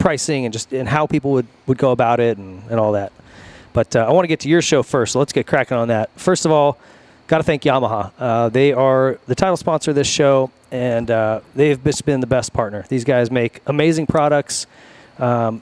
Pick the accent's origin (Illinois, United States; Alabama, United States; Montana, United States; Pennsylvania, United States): Montana, United States; moved away as an adult; now in California, United States; I'm from Montana